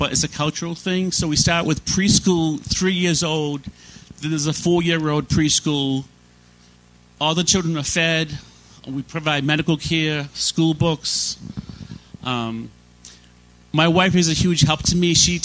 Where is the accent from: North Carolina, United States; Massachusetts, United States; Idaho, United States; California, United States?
Massachusetts, United States; Worcester; now in Haiti; I grew up in Massachusetts. My dad had a church in the city of Worcester, inland.